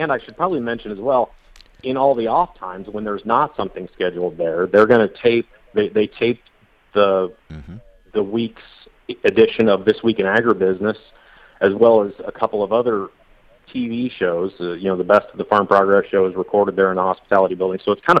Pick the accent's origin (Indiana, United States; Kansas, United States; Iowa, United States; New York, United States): Iowa, United States; I grew up in Central Iowa, so I've got a lot of friends out there